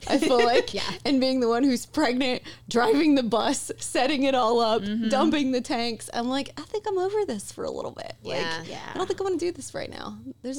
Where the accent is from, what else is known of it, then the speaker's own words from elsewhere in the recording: Tennessee, United States; now in South Florida, United States; I was from Tennessee, I thought it was a mouse, but I live in South Florida now